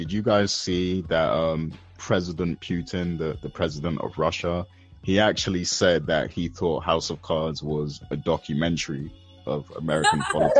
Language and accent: English; United Kingdom; as the British guy